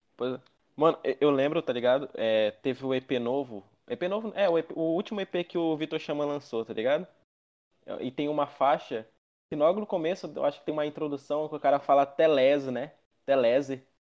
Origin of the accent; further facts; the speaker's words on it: Amazonas, Brazil; Sou da Amazonas também.